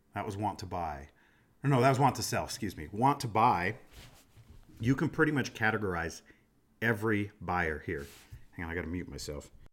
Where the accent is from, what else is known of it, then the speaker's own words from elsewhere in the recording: Des Moines, Iowa, United States; moved away; I'm from Des Moines, Iowa, and I was in, I was back home recently